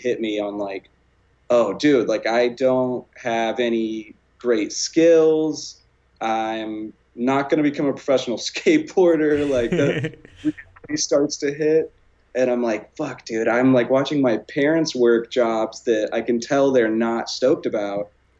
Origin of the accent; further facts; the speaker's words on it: small town outside of Houston, Texas, United States; moved away as an adult; I'm from Texas. I just moved out here. I'm from like a really small town outside of Houston